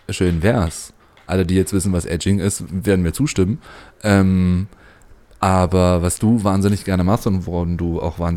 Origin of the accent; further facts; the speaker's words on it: Magdeburg, Saxony-Anhalt, Germany; now in Leipzig, Germany; ich komme eigentlich aus Magdeburg. ähm, also für die, die es nicht kennen, ist die Landeshauptstadt von Sachsen-Anhalt.